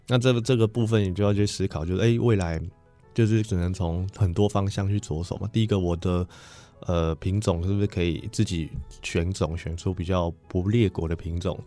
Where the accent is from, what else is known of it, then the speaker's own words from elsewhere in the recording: Bagua Mountain, Nantou County, Taiwan; 我本身在农村长大